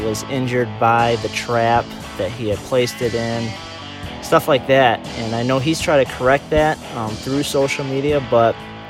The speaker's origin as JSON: {"language": "English", "town": "Harbor Beach", "region": "Michigan", "country": "United States", "tie": "born or raised there", "said": "Him and I went to high school together. We're both from Harbor Beach"}